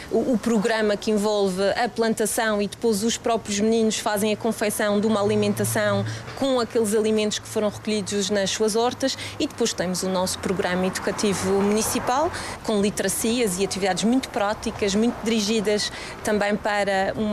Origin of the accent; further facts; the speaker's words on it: Porto, Porto District, Portugal; desde que eu não sou de cá, eu sou do Porto. Sei que lá no Porto não existem tantos assim de prémios de mérito